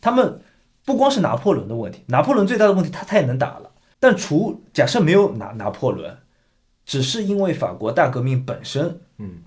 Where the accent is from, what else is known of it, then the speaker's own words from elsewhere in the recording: China; now in Canada; 我们从小在大陆